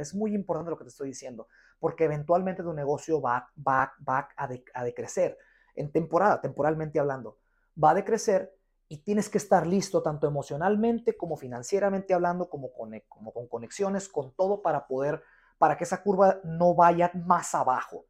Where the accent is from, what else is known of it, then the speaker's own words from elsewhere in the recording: Guadalajara, Jalisco, Mexico; yo soy de Guadalajara